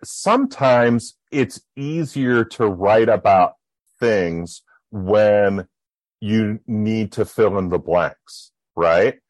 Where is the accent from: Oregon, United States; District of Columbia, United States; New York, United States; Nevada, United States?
New York, United States; Buffalo; I grew up in Buffalo, New York